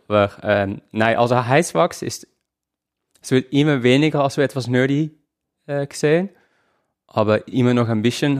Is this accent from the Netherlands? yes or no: yes; Netherlands; now in Switzerland; Also, ich lebe in der Schweiz, ich komme aus den Niederlanden